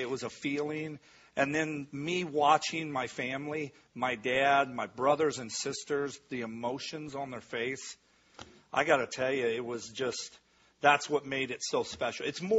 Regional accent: Midwest, United States; I think growing up in the Midwest and the values and what

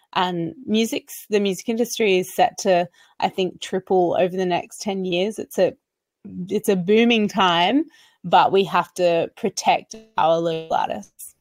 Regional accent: Australia; I'm an Australian recording artist

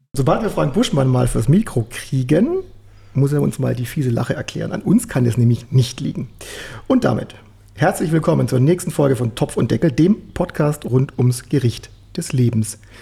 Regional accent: Swabia, Germany; uns Schwaben

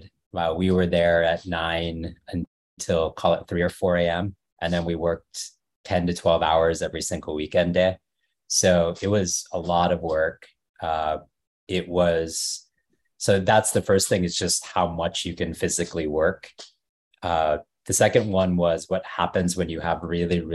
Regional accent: Dallas, Texas, United States; moved away as an adult; also born or lived in Washington, District of Columbia, United States / New York; I grew up in Dallas and a suburb north of Dallas

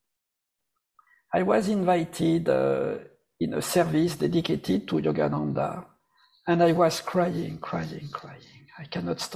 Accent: Paris, Île-de-France, France; moved away; also born or lived in Nepal; I was born in Paris

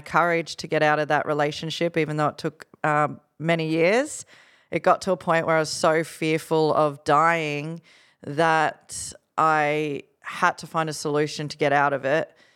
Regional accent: Gold Coast, Queensland, Australia; Growing up on the Gold Coast, you know, my best friend was being fed cocaine by my friend's dad.

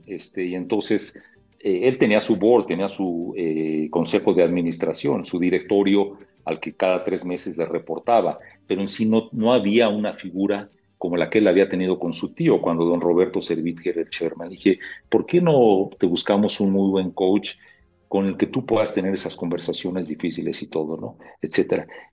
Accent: Mexico City, Mexico; yo tengo 60 años, hace, imagínate, hace 55 años la Ciudad de México pues era muy tranquila

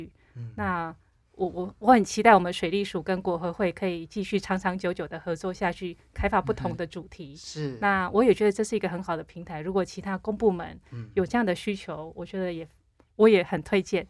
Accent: Taiwan; 我觉得台湾有很多很成功。很好的经验，那我们台湾人自己本身会有一点点小自卑

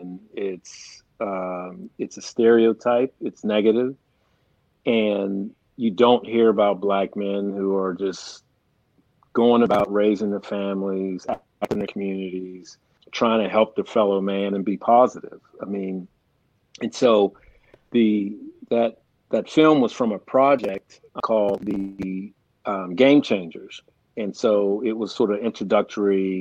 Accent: Pittsburgh, Pennsylvania, United States; born and raised in Pittsburgh, Pennsylvania. Lived here all my life, grew up in East Liberty, Peabody High School

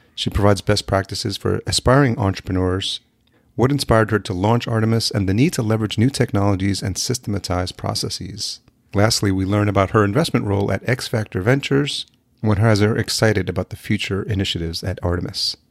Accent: Yonkers, New York, United States; moved away as an adult; now in Minneapolis, United States; I'm originally from New York. I grew up in Yonkers, New

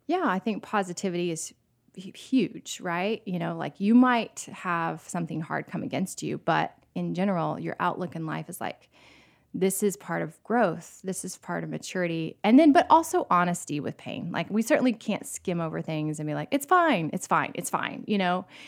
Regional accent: St. Petersburg, Florida, United States; also born or lived in New York; now in Nashville, United States; I grew up in Florida, and I could ride my bike to the Gulf, like, in Saint Petersburg

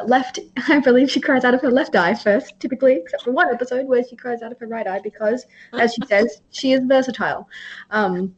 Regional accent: Australia; I'm Australian

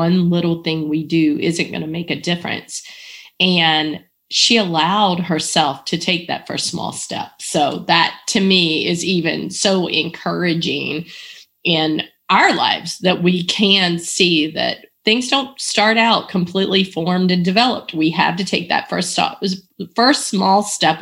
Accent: Eastern North Carolina, United States; moved away; I grew up in Eastern North Carolina

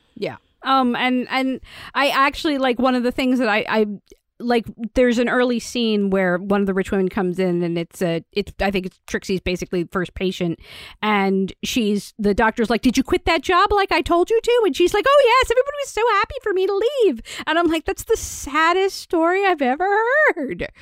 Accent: United States; I'm an American

